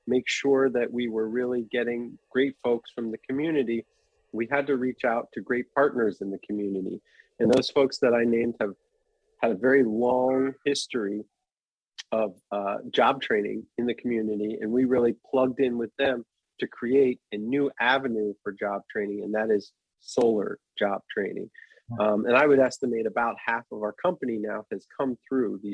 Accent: Philadelphia, Pennsylvania, United States; I'm from West Philadelphia.

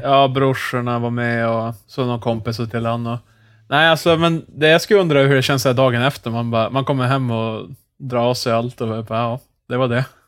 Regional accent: Norrland, Sweden; som norrlänning

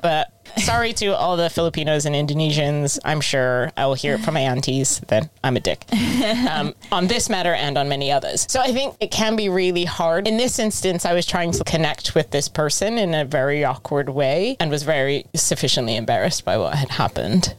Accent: United States; now in United Kingdom; I'm American, but I live in the UK now

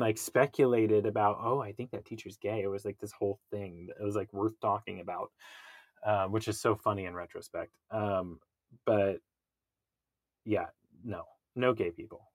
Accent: Kansas, United States; I grew up in Kansas

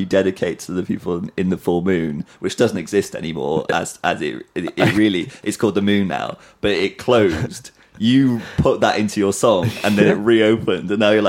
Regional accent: Cardiff, Wales, United Kingdom; moved away; Cardiff is like my hometown. I lived there for 25 years

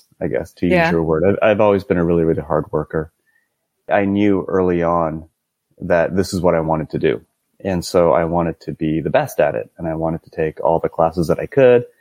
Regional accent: Cupertino, California, United States; I grew up in Cupertino, California, which is, I actually grew up about a mile from the Apple campus

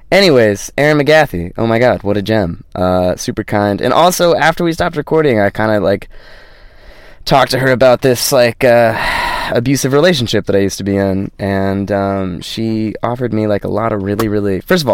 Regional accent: Los Angeles, California, United States; now in Ireland; and I'm from Los Angeles / live in Los Angeles.

